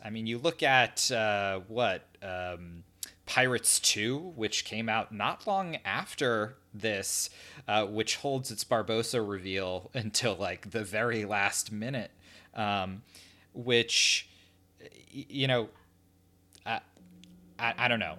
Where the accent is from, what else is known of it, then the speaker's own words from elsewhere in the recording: New Jersey, United States; right now I am a English teacher, uh, up in New Jersey where we, where we spent most of our days